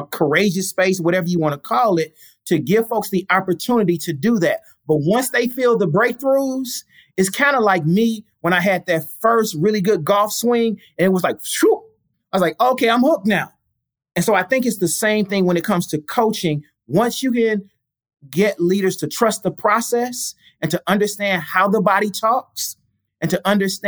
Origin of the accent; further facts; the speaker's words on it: St. Louis, Missouri, United States; I'm from St. Louis